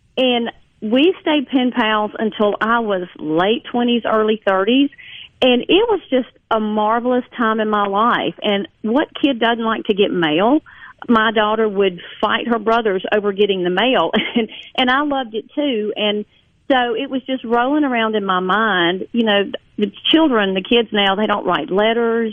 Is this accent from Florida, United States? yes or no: no; Jones County, Mississippi, United States; I grew up in Jones County, Mississippi